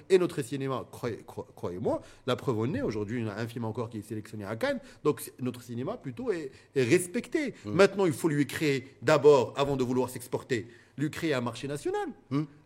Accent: Morocco; en tant que Marocain

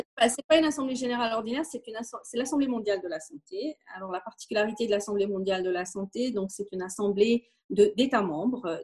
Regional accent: Belgium; now in Morocco; nous sommes belges

